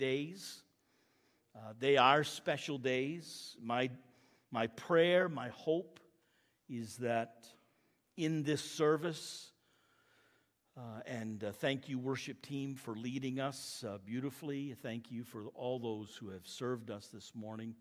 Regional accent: Maine, United States; moved away as an adult; also born or lived in Lincoln, Maine / Quispamsis, New Brunswick; now in Murray Corner, Canada; I'm an American, born in Maine

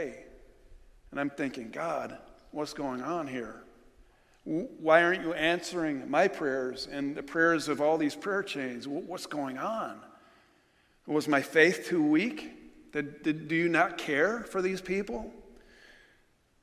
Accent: New York, United States; moved away

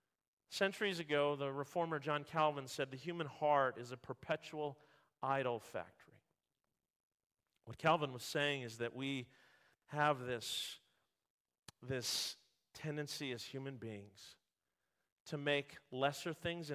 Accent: Vancouver, British Columbia, Canada; born there; also born or lived in Ontario; When I moved from Ontario to Vancouver area, I, as a sports fan, I would listen to sports radio. And I'd hear all this talk about the Vancouver Canucks. And I was born in Vancouver.

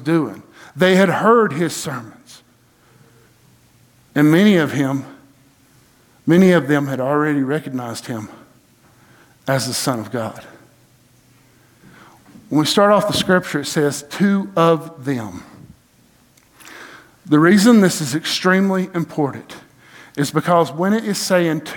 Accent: Blairsville, Georgia, United States; I'm from Blairsville, Georgia

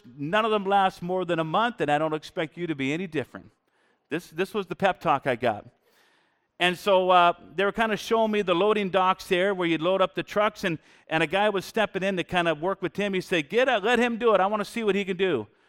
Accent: Washington, United States; now in Canada; But we grew up more in Eastern Washington. And so there's a lot of cowboys. And when we moved up to Canada some years back, we thought, man, people are so polite here.

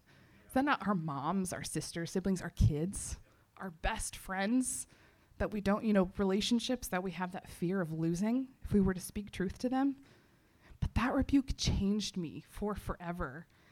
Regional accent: Texas, United States; I'm from Texas

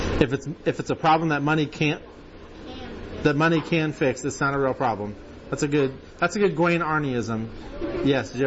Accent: United States; we being like American Christians, or just Americans in general

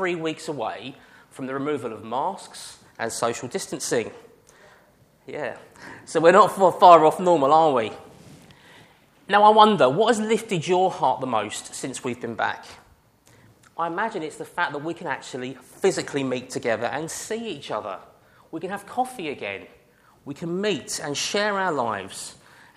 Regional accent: United Kingdom; we are British

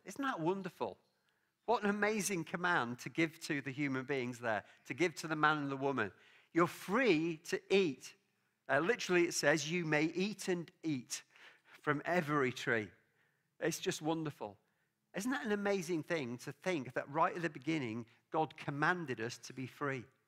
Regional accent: England, United Kingdom; now in Scotland; I love living in Scotland. Obviously, I'm English. My family background is Welsh

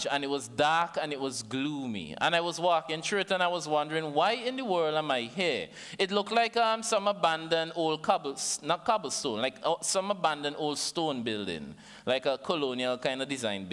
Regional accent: St. Vincent & Grenadines; from St. Vincent and the Grenadines. Everybody understand my accent, right?

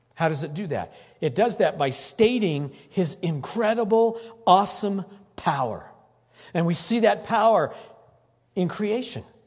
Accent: Greeley, Colorado, United States; I was born in Greeley. Fourth generation born in Greeley.

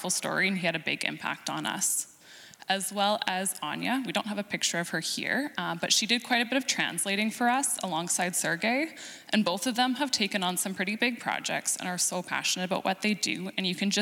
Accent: Canada; since we're Canadian

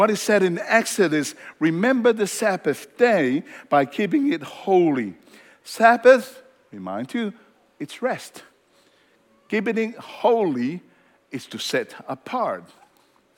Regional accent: Tonga; moved away; where I come from Tonga

